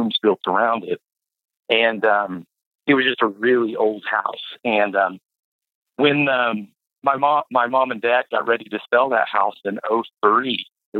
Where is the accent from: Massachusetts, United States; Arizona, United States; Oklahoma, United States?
Oklahoma, United States; Tulsa; the house that I grew up in was in Red Fork